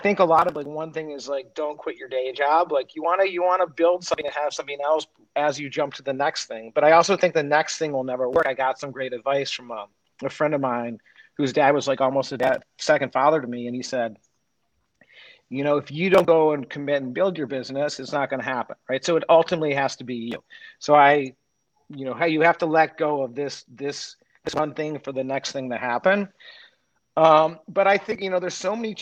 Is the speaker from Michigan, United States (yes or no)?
yes; Detroit, Michigan, United States; moved away as an adult; also born or lived in Nashville / California; I grew up in Detroit